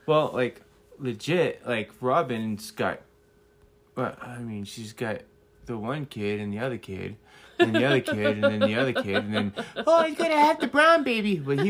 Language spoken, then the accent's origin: English; New England, United States; I'm just kidding. It's because I'm from New England.